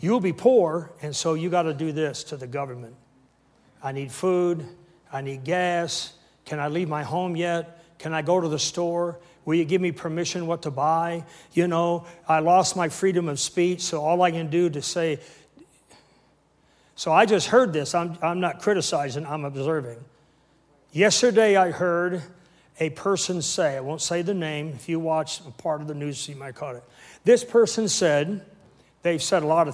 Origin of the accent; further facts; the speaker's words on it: Canada; I'm a Canadian, full-blown Canadian minister